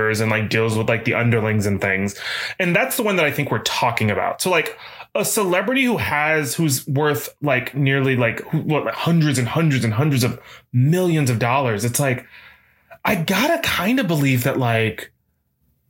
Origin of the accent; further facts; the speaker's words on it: the South, United States; a flouncy black little queer boy growing up in the South